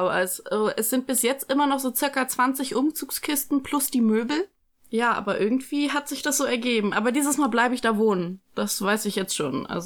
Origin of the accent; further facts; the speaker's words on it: Frankfurt, Hesse, Germany; now in Münster, Germany; Ähm, ich bin 21 Jahre alt. Ich komme aus Frankfurt ursprünglich. Ich studiere hier in Münster BWL.